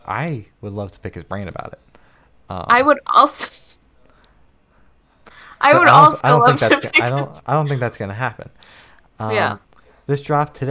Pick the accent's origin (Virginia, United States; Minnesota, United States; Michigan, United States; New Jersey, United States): New Jersey, United States; Ocean County; I'm in Ocean County, right by the beach